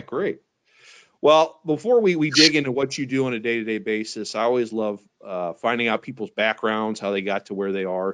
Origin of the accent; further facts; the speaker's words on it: St. Louis, Missouri, United States; my hometown, St. Louis, Missouri